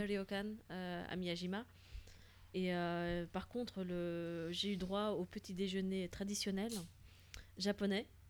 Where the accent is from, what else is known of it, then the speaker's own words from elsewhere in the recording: Flanders, Belgium; French is a second language; je suis belge, mais en plus, je ne suis pas francophone au départ